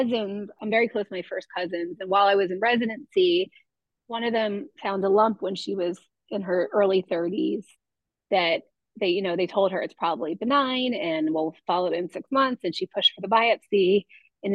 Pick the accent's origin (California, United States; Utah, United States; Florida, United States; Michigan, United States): Florida, United States; South; moved away as an adult; also born or lived in New York; now in Philadelphia, United States; Yeah, so I grew up in South Florida